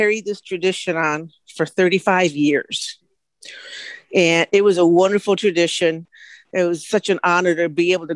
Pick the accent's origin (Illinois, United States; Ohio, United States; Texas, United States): Illinois, United States; Chicago; I was born in Chicago, Illinois, but my heritage goes back to Mexico